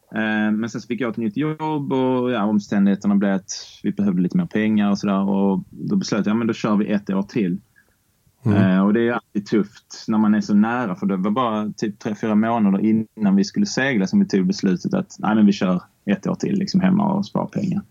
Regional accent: Barsebäck, Skåne, Sweden; uppväxt i Barsebäck

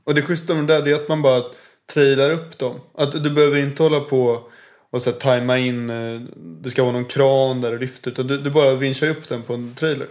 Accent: Stockholm, Stockholm County, Sweden; Född och uppväxt i Stockholm.

